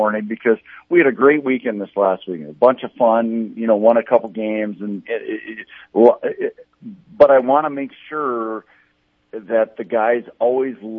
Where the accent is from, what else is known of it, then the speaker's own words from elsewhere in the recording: Inver Grove Heights, Minnesota, United States; I grew up in Evergrove Heights, Minnesota, so just south of St. Paul, like in Twin Cities area